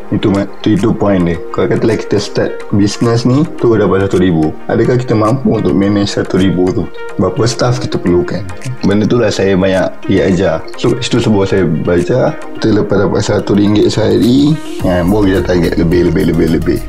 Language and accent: Malay; Shah Alam, Selangor, Malaysia; saya asal dari Shah Alam Memang dibesarkan di Shah Alam Sekolah semua di Shah Alam